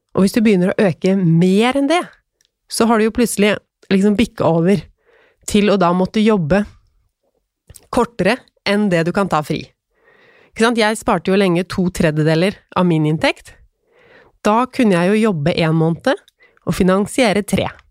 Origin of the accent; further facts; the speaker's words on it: Tønsberg, Vestfold, Norway; moved away; jeg er jo fra Tønsberg.